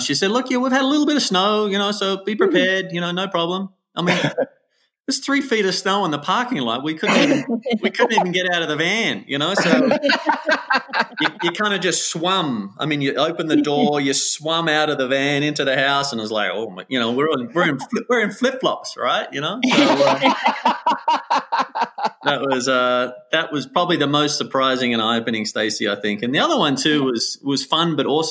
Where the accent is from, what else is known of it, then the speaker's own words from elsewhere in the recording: Wollongong, New South Wales, Australia; accent: Aussie; moved away as an adult; now in Mammoth Lakes, United States; my strong Aussie accent at the time. And I grew up on the coast in Australia